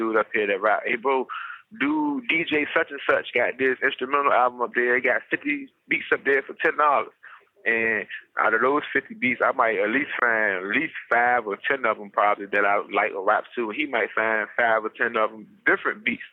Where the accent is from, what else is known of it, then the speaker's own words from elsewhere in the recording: Portsmouth, Virginia, United States; I'm from the Tidewater area of Virginia, down there in Portsmouth. That's where I'm from, born and raised